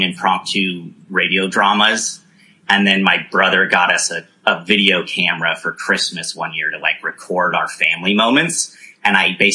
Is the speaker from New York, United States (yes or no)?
no; Danville, California, United States; I grew up in Northern California in a little suburb called Danville.